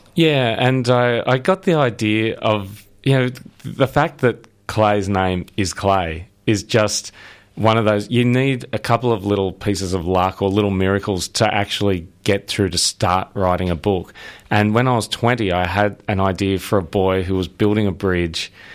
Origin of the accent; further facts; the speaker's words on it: Sydney, New South Wales, Australia; I'm from Sydney